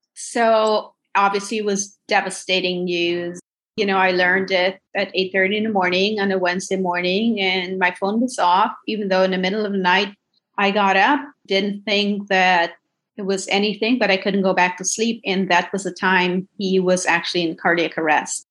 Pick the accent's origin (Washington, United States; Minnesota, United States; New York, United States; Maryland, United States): Minnesota, United States; I grew up in Minnesota, went to University of Minnesota